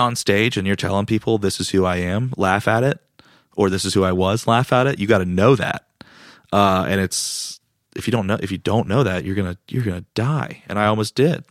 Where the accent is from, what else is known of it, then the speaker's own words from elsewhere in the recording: Raleigh, North Carolina, United States; also born or lived in Greenville, North Carolina; I was born and raised in Raleigh